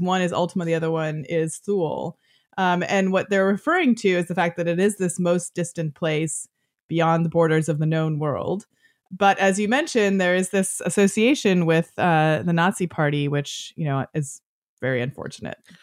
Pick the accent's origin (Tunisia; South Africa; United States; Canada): Canada; I'm Canadian